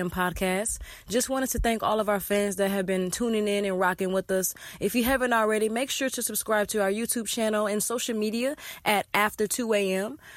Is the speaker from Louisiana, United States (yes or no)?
yes; Louisiana, United States; Yeah, I'm originally from Louisiana.